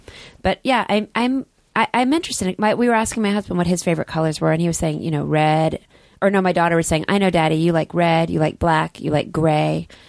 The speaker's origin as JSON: {"language": "English", "town": "Dallas", "region": "Texas", "country": "United States", "said": "I'm from Dallas"}